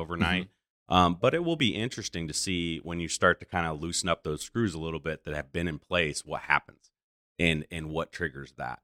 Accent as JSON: {"language": "English", "town": "Goshen", "region": "Indiana", "country": "United States", "tie": "born or raised there", "said": "being born and raised here"}